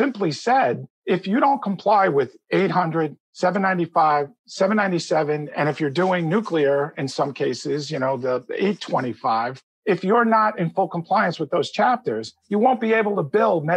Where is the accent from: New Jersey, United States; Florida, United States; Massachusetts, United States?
New Jersey, United States; my home state of New Jersey